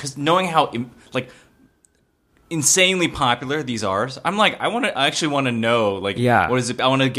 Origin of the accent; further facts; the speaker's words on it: United States; I was born and raised in the United States, and Korean culture has always been in the background, at least because of my family and stuff like